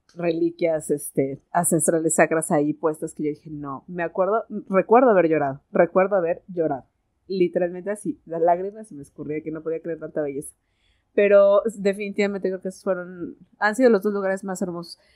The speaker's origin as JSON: {"language": "Spanish", "country": "Mexico", "said": "aquí la conocemos como moronga"}